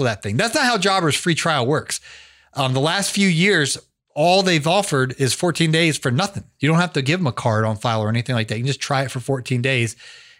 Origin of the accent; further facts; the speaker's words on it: Canton, Ohio, United States; moved away as an adult; now in Atlanta, United States; I grew up in Canton, Ohio, which is like an hour south of Cleveland